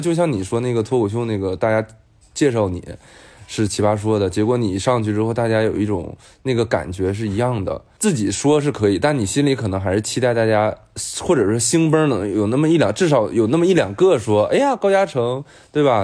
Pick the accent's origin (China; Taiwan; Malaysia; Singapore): China; Northeast China; also born or lived in Beijing; now in Shanghai, China; 我们东北人话